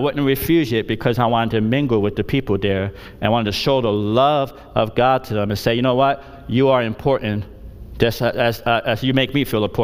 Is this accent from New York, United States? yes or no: yes; New York City, New York, United States; moved away; also born or lived in Tarpon Springs, Florida / India; I grew up in the Bronx, New York. I was born in the Bronx, New York